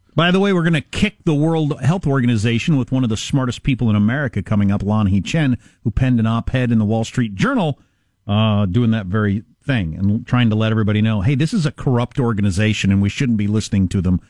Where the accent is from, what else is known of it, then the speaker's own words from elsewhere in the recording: Wisconsin, United States; One, it's my home state. Two, it's one of my home states.